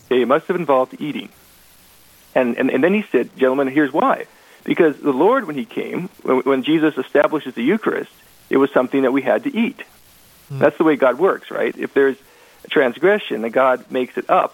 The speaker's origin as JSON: {"language": "English", "town": "Portland", "region": "Oregon", "country": "United States", "tie": "born or raised there", "also_born_or_lived": "Vancouver, Washington", "moved": "yes", "lives_now": "Velva, United States", "said": "I'm not a native North Dakotan. I came from Oregon. I was born in Portland, Oregon, raised as a as a Baptist"}